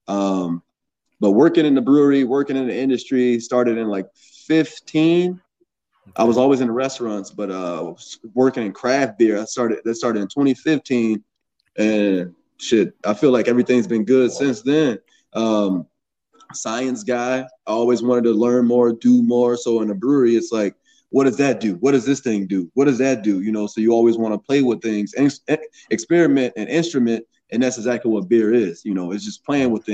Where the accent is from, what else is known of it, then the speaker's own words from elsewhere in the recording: Saint Paul, Minnesota, United States; also born or lived in Chicago; I am from Minnesota. Yeah. I just turned born in 88, St. Paul, Minnesota. Been in Minnesota all my life.